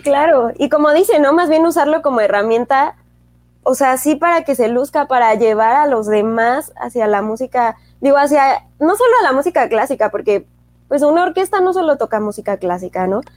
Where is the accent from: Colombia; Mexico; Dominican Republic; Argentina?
Mexico; somos pues mexicanos